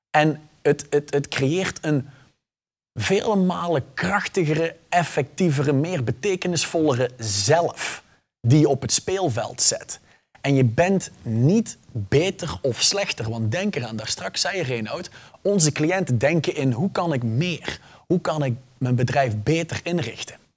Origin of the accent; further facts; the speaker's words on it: Flanders, Belgium; ik ben geboren en getogen Vlaming. Ik heb alleen ooit een Nederlandse tonginfectie opgelopen en ik kom er niet vanaf.